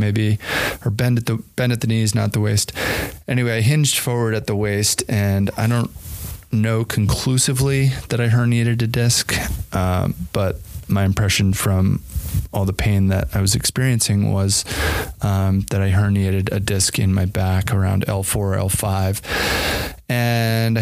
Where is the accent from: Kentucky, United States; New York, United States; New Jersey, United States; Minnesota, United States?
New Jersey, United States; moved away as an adult; also born or lived in Colorado / Yosemite National Park, California; now in Jackson Hole, United States; I grew up in the East Coast in New Jersey, of all places